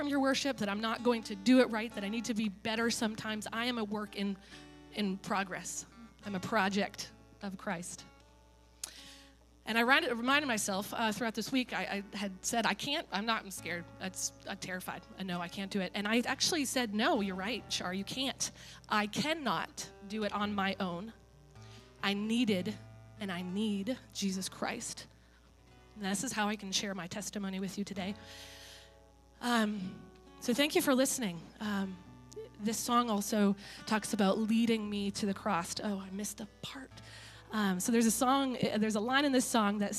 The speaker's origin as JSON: {"language": "English", "region": "Maine", "country": "United States", "tie": "born or raised there", "said": "I grew up in Maine."}